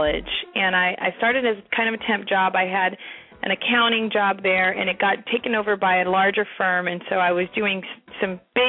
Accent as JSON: {"language": "English", "region": "California", "country": "United States", "tie": "born or raised there", "said": "I grew up in California."}